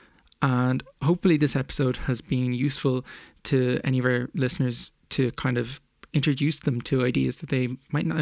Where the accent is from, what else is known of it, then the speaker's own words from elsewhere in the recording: Ireland; as Irish people